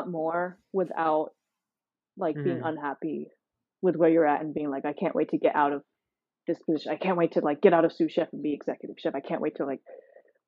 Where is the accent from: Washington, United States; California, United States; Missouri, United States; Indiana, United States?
California, United States; near San Francisco; moved away; I grew up near San Francisco